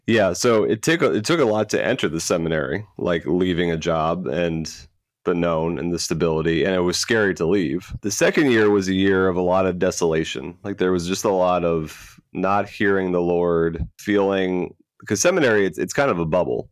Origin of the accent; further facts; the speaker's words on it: Florida, United States; I am a Florida native, was born and raised in the Catholic faith